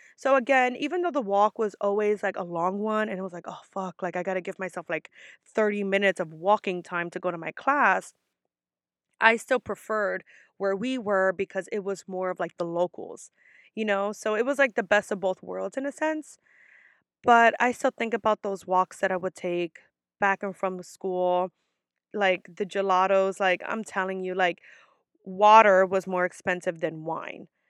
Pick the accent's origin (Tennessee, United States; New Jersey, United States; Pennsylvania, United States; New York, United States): New York, United States; I'm from New York